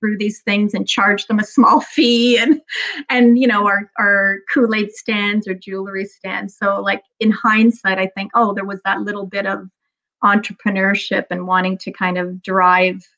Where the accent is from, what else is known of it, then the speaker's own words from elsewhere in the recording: Toronto, Ontario, Canada; I grew up in Toronto, in the west end of Toronto, in a little, used to be called the borough of Etobicoke